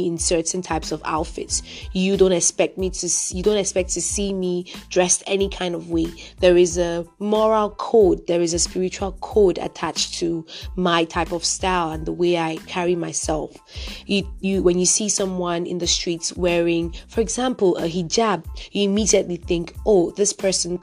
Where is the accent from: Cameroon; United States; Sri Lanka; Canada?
Cameroon; I was born and raised in Cameroon